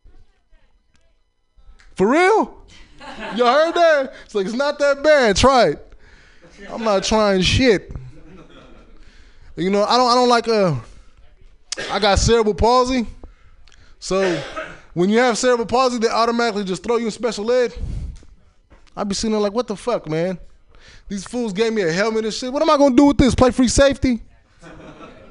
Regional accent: Chicago, Illinois, United States; I was born in Chicago

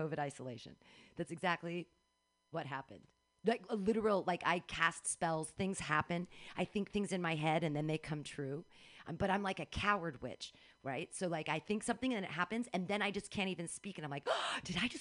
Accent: Danville, United States; I grew up in Danville

